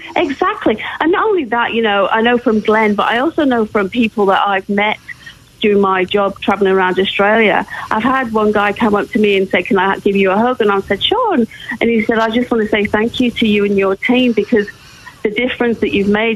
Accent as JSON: {"language": "English", "region": "England", "country": "United Kingdom", "moved": "yes", "said": "both being English"}